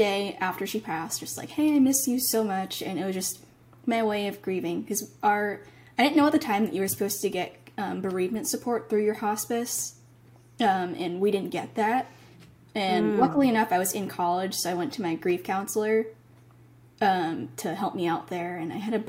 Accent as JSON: {"language": "English", "region": "Massachusetts", "country": "United States", "tie": "born or raised there", "said": "I was born in Massachusetts. So I was, you know, American and still am."}